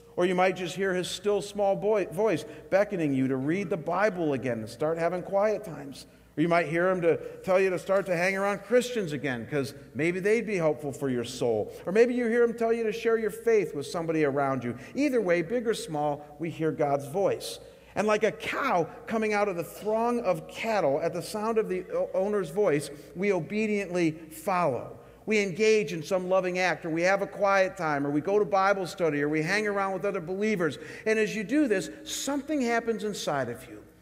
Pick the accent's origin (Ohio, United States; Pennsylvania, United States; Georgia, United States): Ohio, United States; Chagrin Falls; my hometown of Chagrin Falls, Ohio